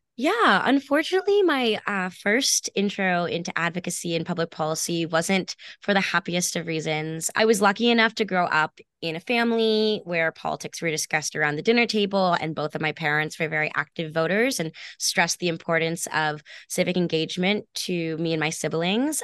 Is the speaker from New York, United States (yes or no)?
yes; Westchester County, New York, United States; moved away as an adult; now in Boston, United States; a young woman growing up in Westchester County